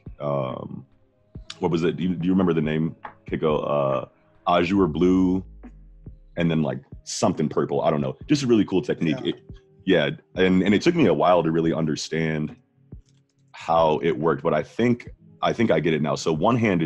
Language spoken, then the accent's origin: English; United States; We're American